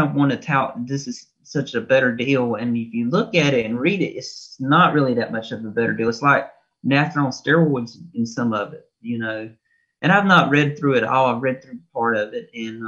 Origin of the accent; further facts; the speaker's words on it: Eastern North Carolina, United States; I'm from Eastern North Carolina